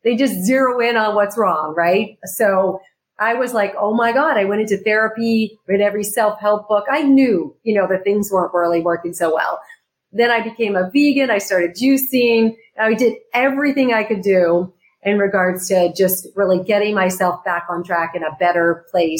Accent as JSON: {"language": "English", "region": "Arizona", "country": "United States", "tie": "born or raised there", "also_born_or_lived": "New York City", "moved": "as an adult", "lives_now": "California, United States", "said": "I grew up in Arizona"}